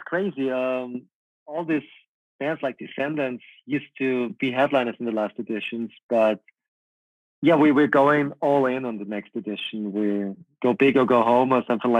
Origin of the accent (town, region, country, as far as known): Linz, Upper Austria, Austria; born or raised there